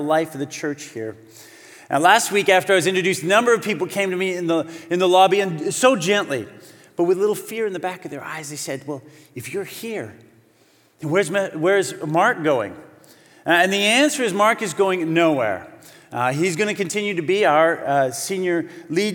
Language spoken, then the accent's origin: English; Calgary, Alberta, Canada; moved away as an adult; now in Vancouver, Canada; I'm originally from Calgary